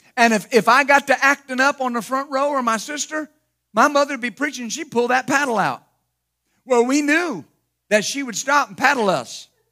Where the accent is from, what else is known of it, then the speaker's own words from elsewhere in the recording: Ashland, Ohio, United States; also born or lived in Wilmington; I was born in Wilmington, and, and they moved very shortly thereafter to Ashland, Ohio